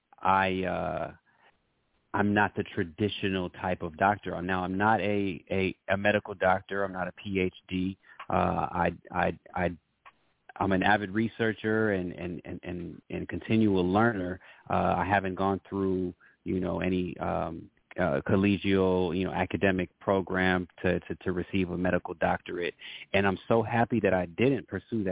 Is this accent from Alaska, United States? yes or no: no; Los Angeles, California, United States; I was born in Los Angeles of multicultural family. My dad is from Senegal. My mom is originally from New York